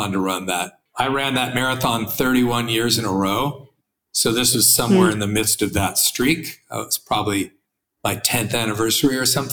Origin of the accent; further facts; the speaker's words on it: Santa Monica, California, United States; I was born in Santa Monica, California